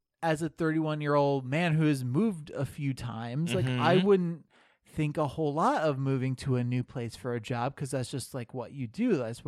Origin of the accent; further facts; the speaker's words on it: Florida, United States; born there; also born or lived in Illinois / South Dakota; And so I was born in Florida. I think we were in Illinois for a while.